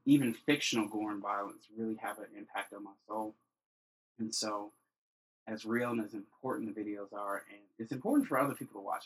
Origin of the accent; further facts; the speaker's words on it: Chicago, Illinois, United States; I am from Chicago, born and raised. Grew up on the South Side.